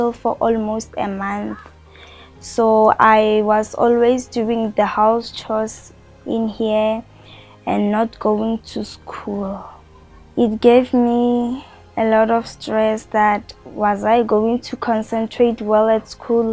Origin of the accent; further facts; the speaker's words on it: Rustenburg, North West, South Africa; now in Pretoria, South Africa; I'm originally from Rustenburg, but I stay here in Pretoria.